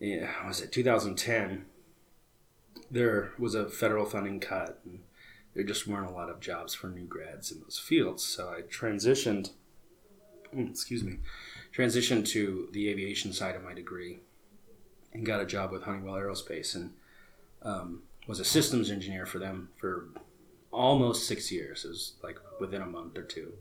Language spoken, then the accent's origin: English; Phoenix, Arizona, United States; also born or lived in Prescott, Arizona; I'm born and raised in Phoenix, Arizona